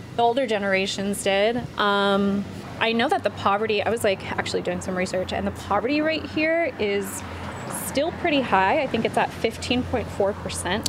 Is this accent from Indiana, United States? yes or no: no; Vallejo, California, United States; now in Bay Area, United States; We're in my hometown